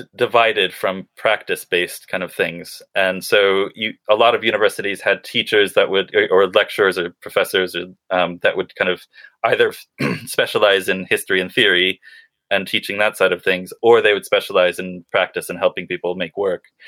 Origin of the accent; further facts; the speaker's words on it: Western Massachusetts, United States; now in United Kingdom; I grew up in New England in kind of Western Massachusetts